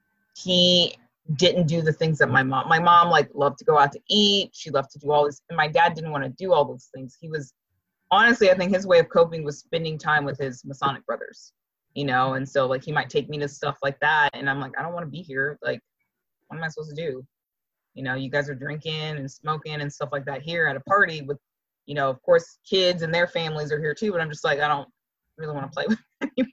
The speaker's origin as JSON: {"language": "English", "country": "Japan", "tie": "born or raised there", "said": "And I only met them once in the years I grew up in Japan."}